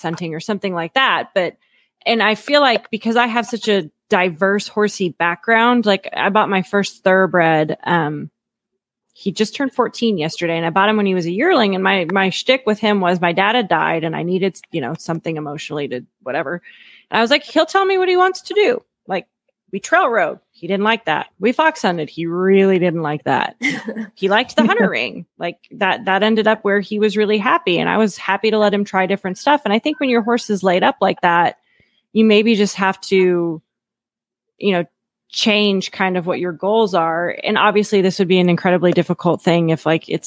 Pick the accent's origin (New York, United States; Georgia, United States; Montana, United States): Montana, United States; I grew up on ranches in Montana